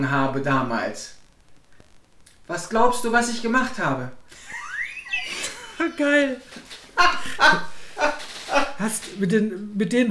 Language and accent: German; Cologne, North Rhine-Westphalia, Germany; weil wir kommen aus Köln, wir leben in Köln, wir arbeiten in Köln.